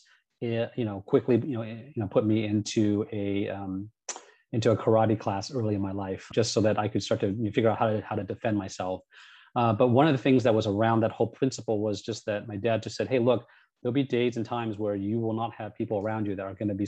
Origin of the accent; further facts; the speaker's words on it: Cupertino, California, United States; also born or lived in San Rafael / Sunnyvale / San Jose; Cupertino, which is where kind of I was born and raised for the most part